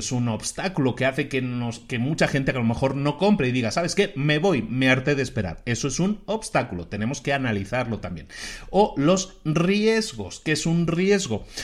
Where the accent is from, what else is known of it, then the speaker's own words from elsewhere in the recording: Galicia, Spain; Yo ahora voy lo menos posible a Zara, porque aunque me gusta mucho, aunque es de mi tierra y todo eso